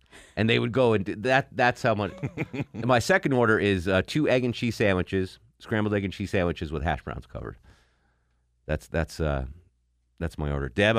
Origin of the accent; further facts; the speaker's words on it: Connecticut, United States; As a New England girl, I'm from Connecticut.